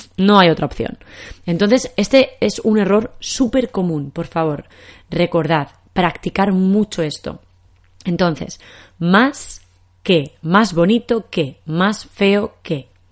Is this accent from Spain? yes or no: yes; Spain; accent: Spanish from Spain; En español de España decimos pez